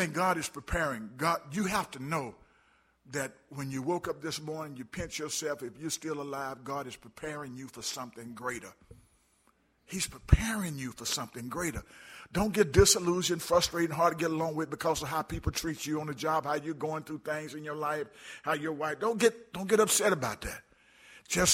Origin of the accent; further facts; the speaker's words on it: Birmingham, Alabama, United States; moved away; I grew up in Birmingham, Alabama, barely made it out of high school.